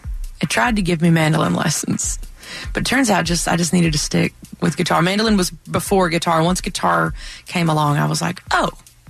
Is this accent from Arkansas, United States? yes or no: yes; Mammoth Spring, Arkansas, United States; And then when I was growing up in Mammoth Spring, we lived really close to Hardy. Like, that's where I went to high school, was over in Highland.